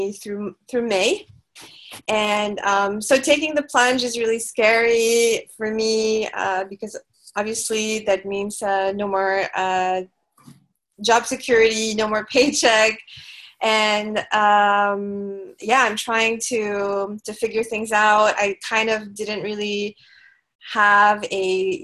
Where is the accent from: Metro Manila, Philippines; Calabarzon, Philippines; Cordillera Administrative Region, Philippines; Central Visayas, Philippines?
Metro Manila, Philippines; Manila; moved away as an adult; now in Cebu, Philippines; I'm actually from Manila